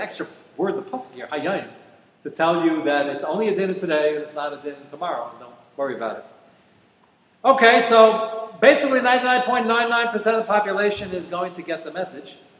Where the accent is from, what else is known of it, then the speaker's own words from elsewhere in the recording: United States; I'm an American